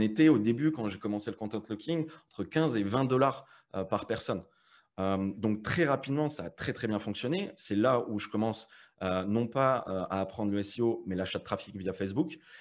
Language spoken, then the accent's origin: French; Metz, Grand Est, France; moved away as an adult; now in Malta; moi je viens de Metz